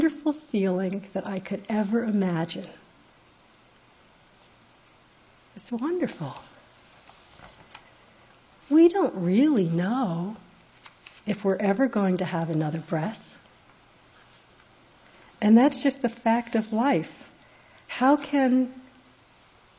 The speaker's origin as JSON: {"language": "English", "country": "United States", "said": "being American"}